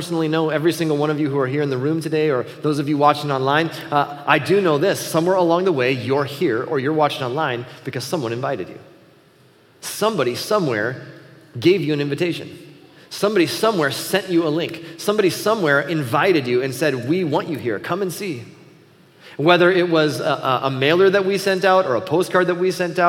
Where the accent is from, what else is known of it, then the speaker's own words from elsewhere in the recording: Buffalo, United States; moved away as an adult; also born or lived in Chicago; growing up in Buffalo